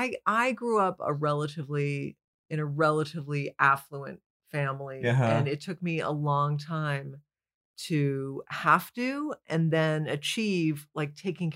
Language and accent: English; Canada; now in United States; I was coming from Canada. That's like sliding through a side door.